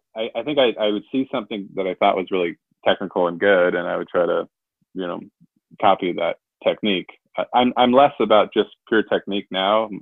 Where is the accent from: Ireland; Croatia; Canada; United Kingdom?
Canada; I am Canadian